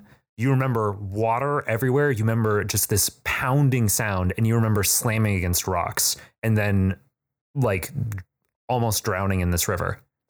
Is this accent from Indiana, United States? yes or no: yes; South Bend, Indiana, United States; I'm from South Bend.